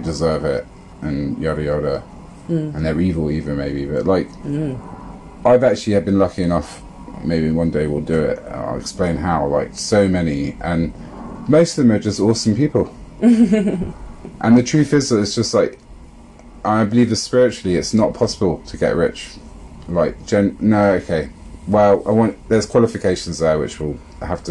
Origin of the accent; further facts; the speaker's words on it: London, United Kingdom; I'm from London